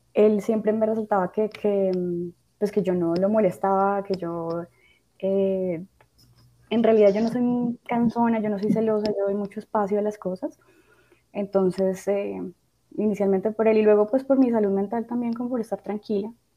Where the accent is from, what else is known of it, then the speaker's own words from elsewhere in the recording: Bogotá, Colombia; moved away; todavía sigo siendo muy rola